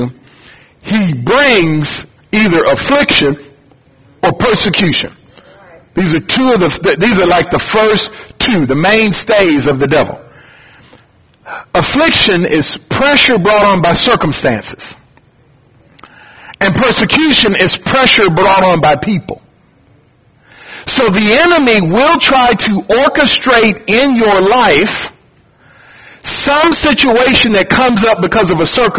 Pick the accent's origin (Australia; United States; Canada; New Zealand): United States; Detroit, Michigan; also born or lived in Ohio; now in Louisiana, United States; I was born in Ohio, grew up in Detroit